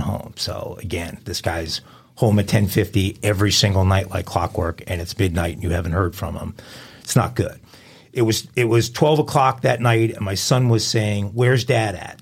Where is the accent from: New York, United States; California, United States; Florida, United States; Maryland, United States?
New York, United States; I grew up in New York, I'm a hardcore New York sports fans.